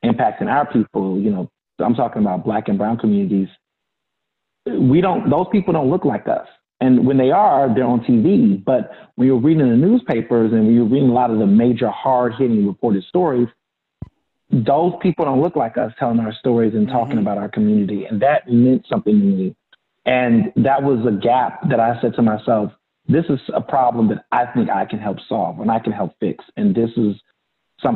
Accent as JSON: {"language": "English", "town": "Houston", "region": "Texas", "country": "United States", "tie": "born or raised there", "also_born_or_lived": "Chicago, Illinois", "said": "When I was around six, seven years old, I moved to Houston, Texas with my mom and my brother"}